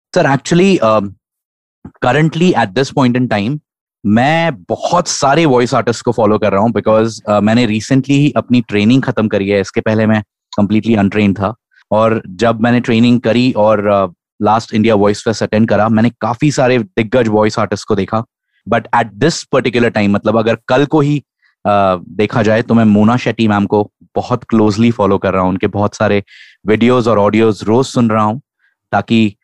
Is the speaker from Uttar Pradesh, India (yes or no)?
yes; Lucknow, Uttar Pradesh, India; now in Pune, India; मैं नेटिवली लखनऊ से हूँ बट फिलहाल पूना में रहता हूँ